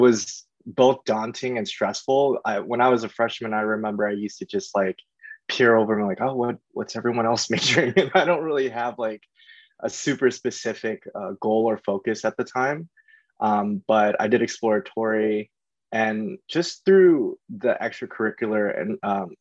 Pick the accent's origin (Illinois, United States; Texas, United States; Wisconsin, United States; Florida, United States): Florida, United States; St. Petersburg; moved away as an adult; now in Los Angeles, United States; I grew up in St. Petersburg, Florida.